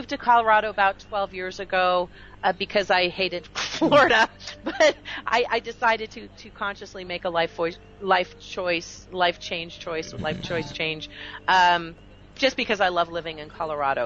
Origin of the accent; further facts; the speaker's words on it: Canada; now in United States; I'm now American by choice. I was born Canadian